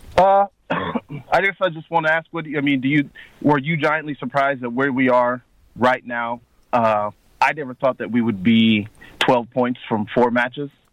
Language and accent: English; Cincinnati, Ohio, United States; I live in Ohio, Cincinnati, Ohio